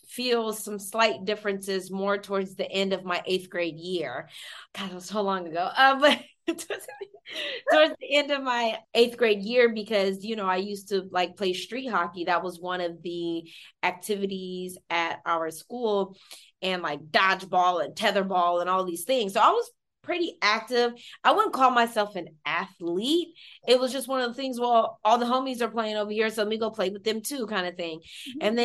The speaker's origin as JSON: {"language": "English", "town": "Stockton", "region": "California", "country": "United States", "tie": "born or raised there", "said": "That's where I was born and raised"}